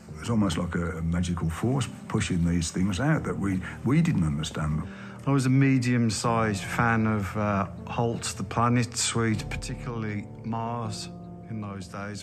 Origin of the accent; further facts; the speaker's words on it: Birmingham, West Midlands, United Kingdom; I was born in Aston, Birmingham